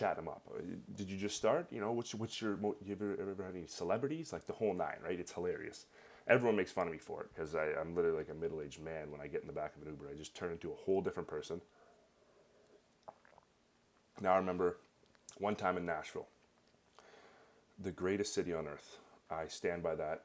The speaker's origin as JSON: {"language": "English", "country": "Canada", "said": "I'm Canadian"}